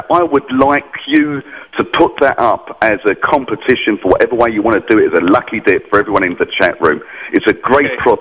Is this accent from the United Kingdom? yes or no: yes; United Kingdom; I'm a Brit